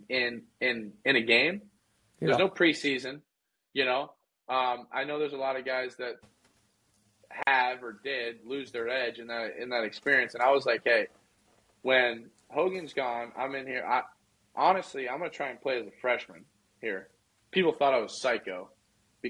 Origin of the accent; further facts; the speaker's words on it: Southern California, United States; I'm from Southern Cal and then went to school in NorCal